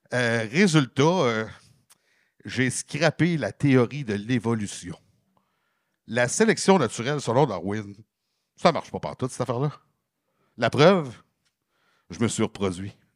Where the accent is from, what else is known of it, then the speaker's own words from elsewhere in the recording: Quebec, Canada; non, non, mais c'est parce que je viens de la Beauce, là.